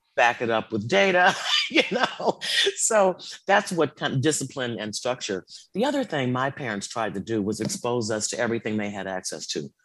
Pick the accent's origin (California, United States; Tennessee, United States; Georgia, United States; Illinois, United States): Illinois, United States; Chicago; grew up in the South Side of Chicago in the 60s.